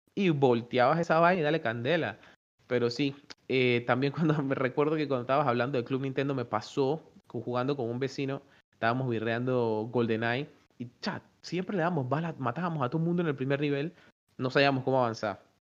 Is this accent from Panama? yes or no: yes; Panama; nosotros como panameños